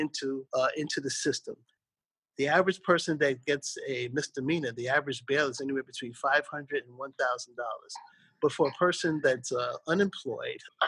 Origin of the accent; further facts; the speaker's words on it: New York City, New York, United States; I was born and raised in Brooklyn, New York.